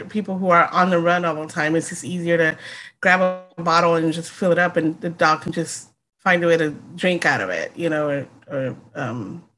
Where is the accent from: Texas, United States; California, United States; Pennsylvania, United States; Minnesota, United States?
Texas, United States; now in Pacific Northwest, United States; but I was born and raised in Texas